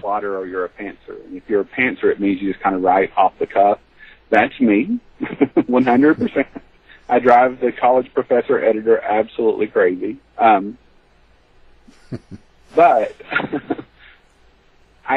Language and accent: English; the South, United States; I grew up in the South